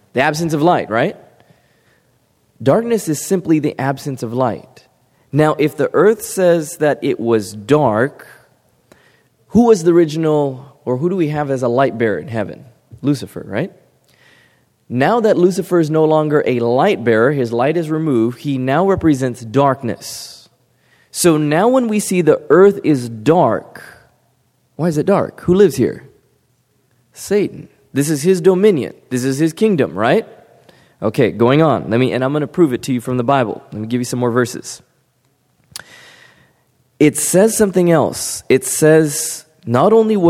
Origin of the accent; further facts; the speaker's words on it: California, United States; beautiful Pacific Ocean that I grew up by in California